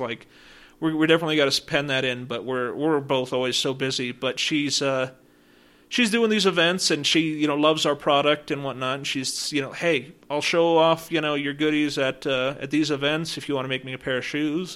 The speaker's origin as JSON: {"language": "English", "town": "Woodland Park", "region": "Colorado", "country": "United States", "tie": "born or raised there", "said": "I grew up in Woodland Park"}